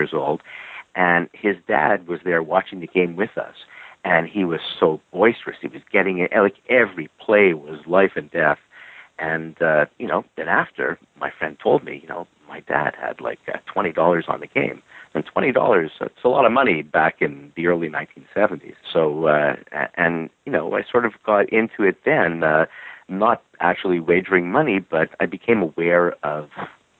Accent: Montreal, Quebec, Canada; I'm from Montreal, Quebec, Canada, and I'm born, raised, and lived here pretty much all my life

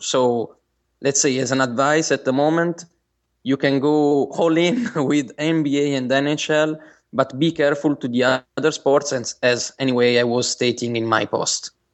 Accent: Bari, Apulia, Italy; I'm from Italy. And, uh, in particular, I came from, I come from Bari. It's a Uh, it's a city in the south of Italy

